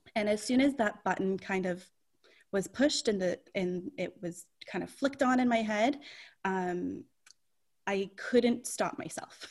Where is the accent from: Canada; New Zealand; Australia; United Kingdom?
Canada; St. Catharines, Ontario; also born or lived in Toronto area; I've born and raised in St. Catharines